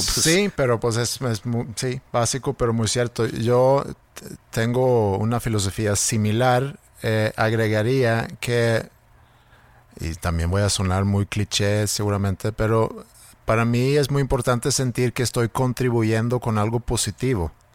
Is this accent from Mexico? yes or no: no; Sweden; born or raised there; moved away